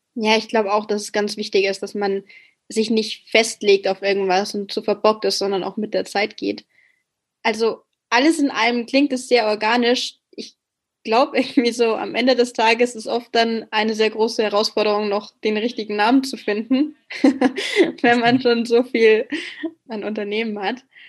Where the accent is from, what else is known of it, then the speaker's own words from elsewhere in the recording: Bavaria, Germany; ich komme selbst aus Bayern